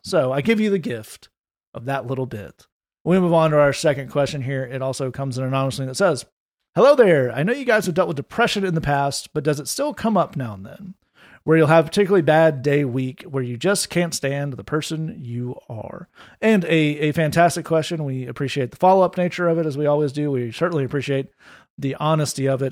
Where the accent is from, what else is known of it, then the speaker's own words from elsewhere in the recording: Tennessee, United States; I played uh, high school football because I'm from Tennessee